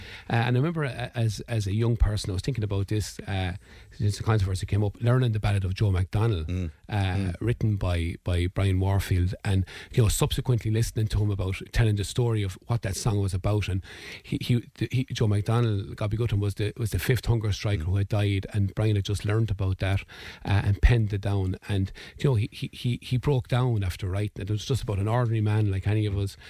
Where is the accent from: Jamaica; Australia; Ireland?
Ireland; I know, as an Irish Republican, I never would do that, and it would sicken me to the pit of my stomach to see anybody glorifying suffering. But we also have to remember what people went through. You know, and our past is very much determined by the occupation of our country